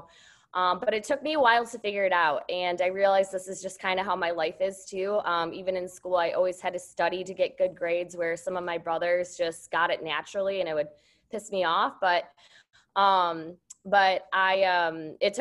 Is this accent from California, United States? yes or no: no; Wisconsin, United States; I grew up in Wisconsin. So I grew up on a dairy farm